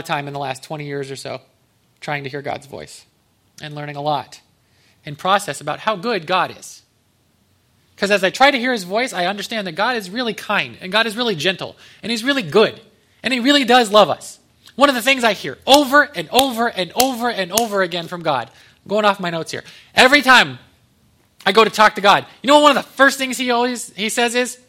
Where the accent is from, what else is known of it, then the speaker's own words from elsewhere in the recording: Ohio, United States; born there; moved away as an adult; now in Texas, United States; I was like, I'm from Texas. I was born in Ohio. But we moved down in 2016, 2 days before my birthday.